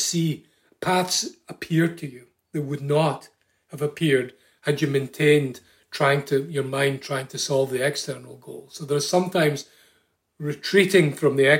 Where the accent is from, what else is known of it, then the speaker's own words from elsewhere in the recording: Scotland, United Kingdom; now in Ireland; I come from Scotland originally